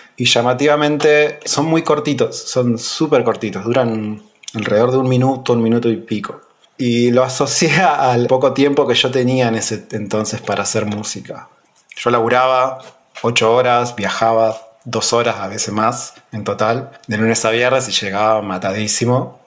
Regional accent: Pico Truncado, Santa Cruz, Argentina; also born or lived in Buenos Aires, Argentina; nací acá, me crié acá en Pico Truncado

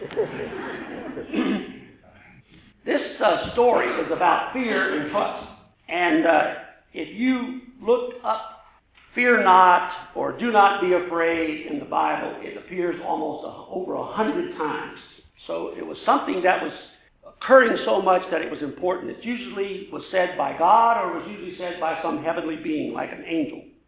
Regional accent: Louisiana, United States; I'm from Louisiana

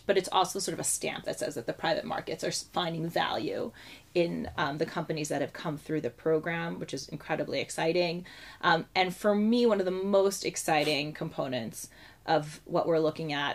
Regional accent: Lake Success, New York, United States; moved away as an adult; also born or lived in Haifa, Israel / northern New Jersey; now in Jerusalem, Israel; We went back to the States for family reasons in the early 90s, and I grew up in Lake Success, which is in Long Island and in northern New Jersey

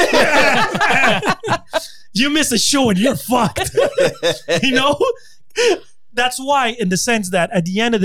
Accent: United States; I was born in the States, right? So I learned English and Berber.

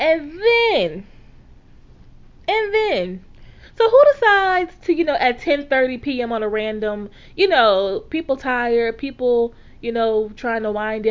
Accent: Louisiana, United States; I am a Black woman from the South, okay? Born and raised in Louisiana

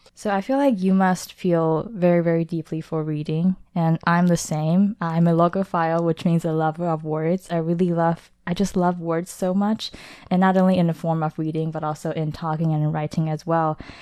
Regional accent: Taipei, Taiwan; I was born in Taipei, Taiwan, but home for me is a abstract concept

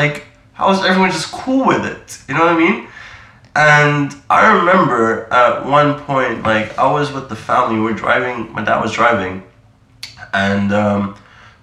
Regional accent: Amsterdam, North Holland, Netherlands; first language Dutch; English is a second language; moved away as an adult; also born or lived in New Delhi, India; now in London, United Kingdom; I was born and raised in Holland. Then I was about 10, 11, went to India, lived there for 5 years

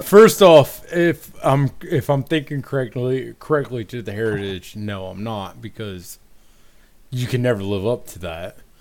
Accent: Dayton, Ohio, United States; moved away as an adult; now in North Carolina, United States; I'm from Dayton, Ohio.

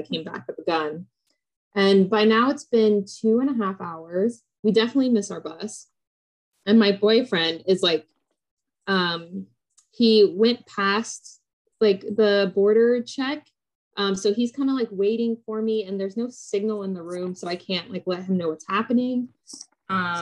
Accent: United States; I was born and raised in America

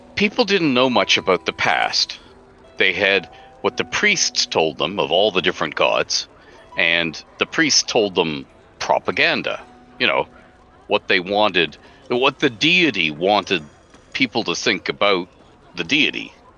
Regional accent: Canada; I'm Canadian

